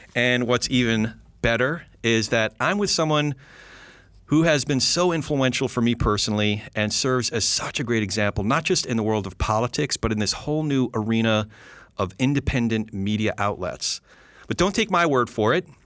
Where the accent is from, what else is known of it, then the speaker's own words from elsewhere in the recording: New Jersey, United States; I'm a Jew from Jersey